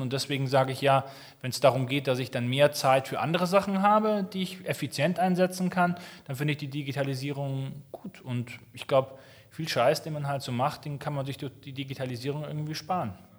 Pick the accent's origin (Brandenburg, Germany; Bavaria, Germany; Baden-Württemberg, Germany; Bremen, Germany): Bavaria, Germany; Munich; also born or lived in Berlin; München ist so meine Heimat